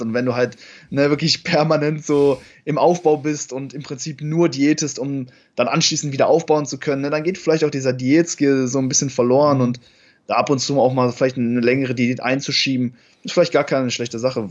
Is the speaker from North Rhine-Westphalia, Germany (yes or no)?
yes; Cologne, North Rhine-Westphalia, Germany; ich komme aus Köln